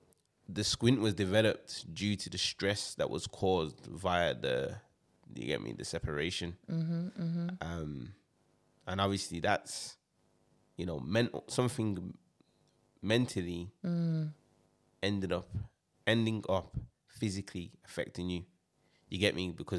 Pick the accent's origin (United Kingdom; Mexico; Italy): United Kingdom; Birmingham, West Midlands; I'm from Birmingham, England.